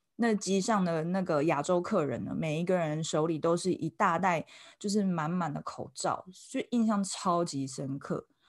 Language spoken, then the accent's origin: Chinese; Taiwan; 我们台湾人